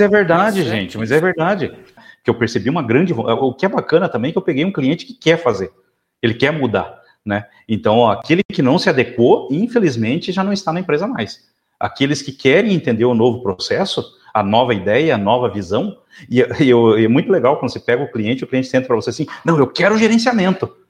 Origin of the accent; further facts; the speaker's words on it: South Region, Brazil; sou do sul do Brasil, sulista